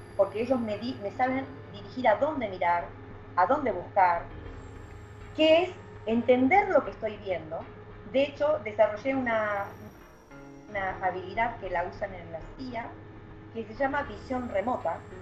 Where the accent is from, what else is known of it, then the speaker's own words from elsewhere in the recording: Argentina; trabajamos acá en equipo en, Argentina